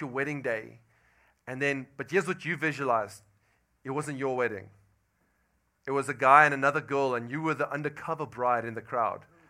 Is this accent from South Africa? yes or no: yes; South Africa; moved away as an adult; now in Louisiana, United States; And I'm from South Africa. I've been in Louisiana for about 10 months now